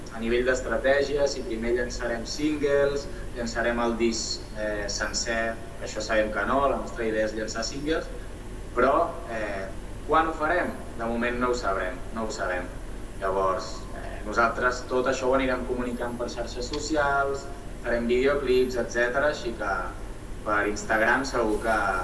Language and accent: Catalan; Sabadell, Catalonia, Spain; born or raised there